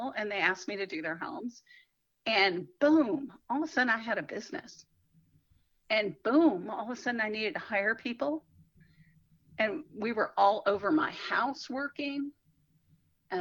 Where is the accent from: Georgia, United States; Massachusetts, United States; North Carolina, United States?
Georgia, United States; Atlanta; also born or lived in South Florida / New York; now in Charlotte, United States; I grew up in Atlanta